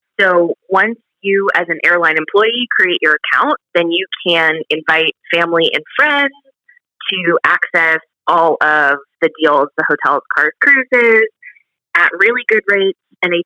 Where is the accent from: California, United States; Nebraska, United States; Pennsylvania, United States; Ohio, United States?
California, United States; Southern; moved away as an adult; now in Texas, United States; I grew up in Southern California, and I moved out to Texas